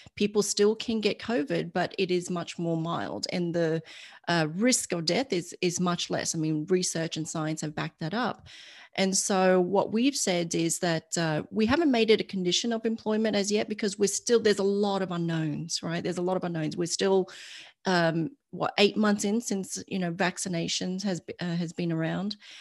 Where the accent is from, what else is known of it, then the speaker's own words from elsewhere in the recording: Australia; moved away as an adult; now in United States; I'm Australian and my family's still in Australia